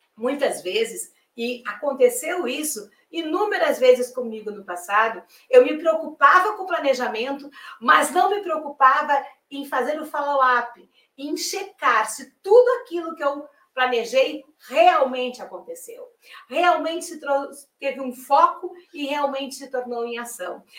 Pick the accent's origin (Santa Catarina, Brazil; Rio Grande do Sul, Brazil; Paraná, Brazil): Rio Grande do Sul, Brazil; now in Salvador, Brazil; eu sou gaúcha